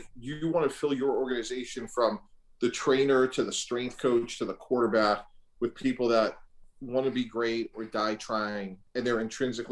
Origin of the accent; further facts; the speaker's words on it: Boston, Massachusetts, United States; also born or lived in New York; I grew up in Boston.